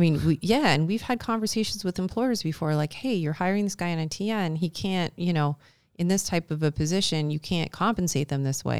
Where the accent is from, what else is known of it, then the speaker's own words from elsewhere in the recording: Canada; as Canadians